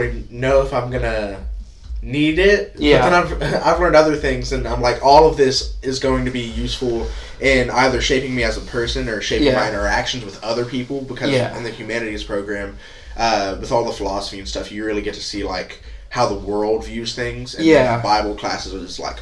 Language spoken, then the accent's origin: English; Houston, Texas, United States; also born or lived in Keller, Texas; now in Fort Worth, United States; I'm from Texas, born and raised in Texas.